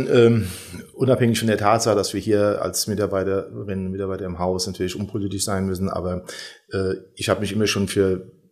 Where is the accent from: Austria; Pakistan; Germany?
Germany; Dörrebach, Rhineland-Palatinate; now in Rheinböllen, Germany; also ich wohne in Rheinböllen und bin aber äh, ja, geboren, aufgewachsen in Dörrebach. Das ist also sozusagen also auch ein Teil des gesamten Hunsrücks